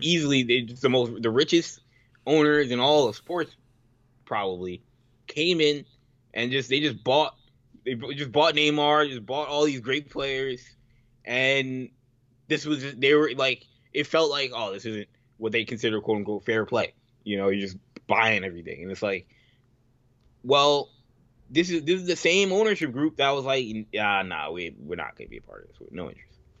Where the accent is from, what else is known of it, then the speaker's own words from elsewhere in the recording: United States; I'm an American